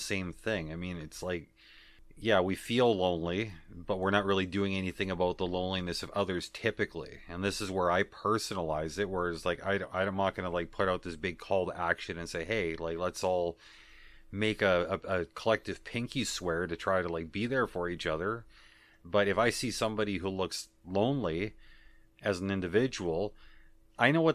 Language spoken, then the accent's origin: English; Canada; accent: Canadian; I am Canadian. Certain words I started pronouncing differently, though I know that my Canadian accent has bled through on a number of occasions